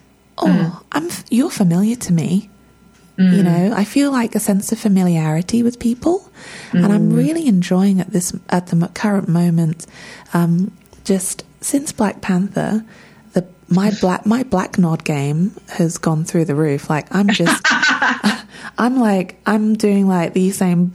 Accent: England, United Kingdom; I don't speak the language. I'm English

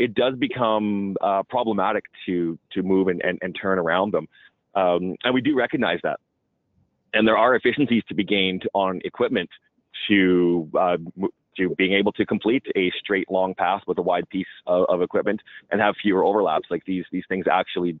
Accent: Alberta, Canada; I'm from, you know, oil-rich Alberta

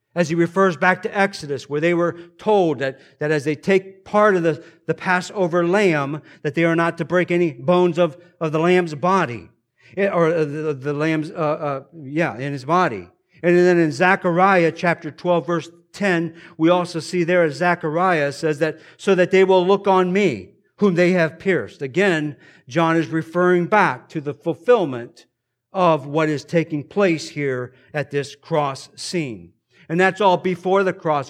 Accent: United States; We are indeed blessed here as American Christians

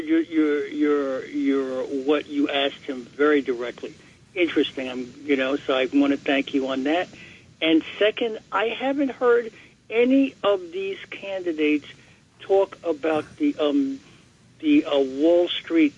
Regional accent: New York City, New York, United States; from Brooklyn, Bedford-Stuyvesant

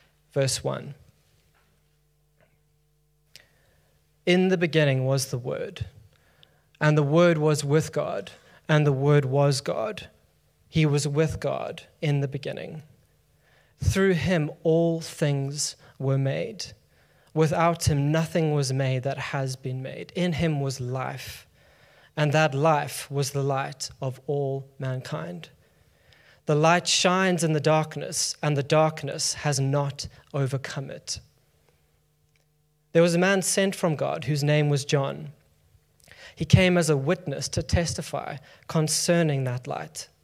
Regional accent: South Africa; now in London, United Kingdom; I'm from South Africa

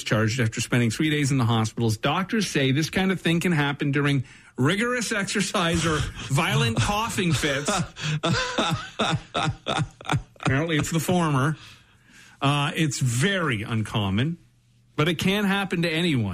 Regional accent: Brampton, Ontario, Canada; I grew up in Brampton

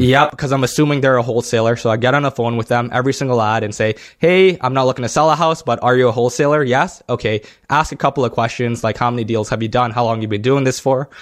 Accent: Toronto, Ontario, Canada; I'm from Toronto

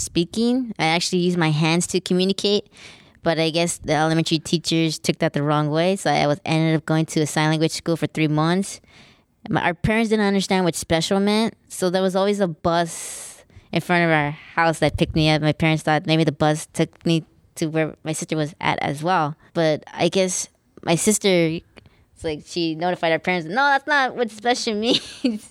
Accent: Los Angeles, California, United States; I'm from Lincoln Heights. We're from East L A. We're proud that we came from the projects

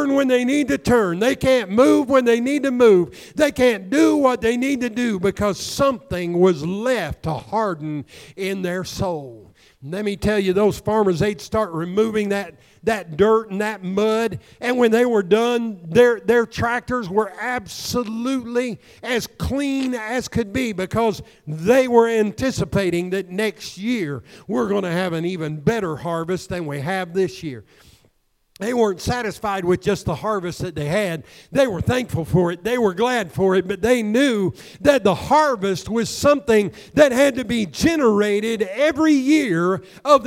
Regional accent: Southern Illinois, United States; the farmers that I grew up in Southern Illinois

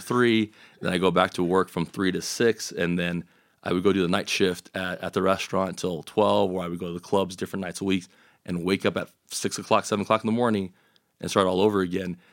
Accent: El Paso, Texas, United States; growing up in El Paso

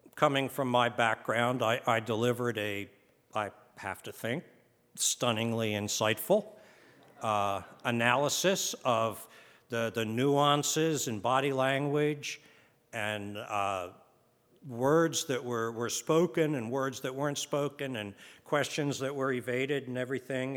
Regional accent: United States; we're from America

